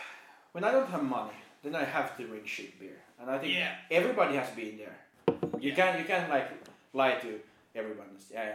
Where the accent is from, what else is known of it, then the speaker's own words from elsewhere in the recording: Finland; English is a second language; now in Norway; I'm from Finland